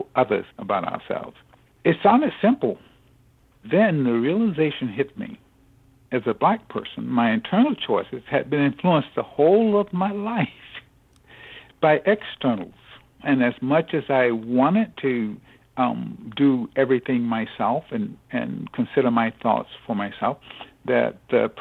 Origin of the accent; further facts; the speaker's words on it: Southeast, United States; growing up in the Southeast